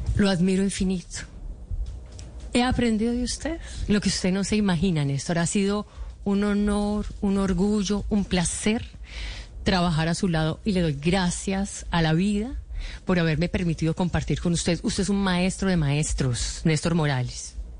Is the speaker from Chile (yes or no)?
no; Colombia; como cualquier colombiano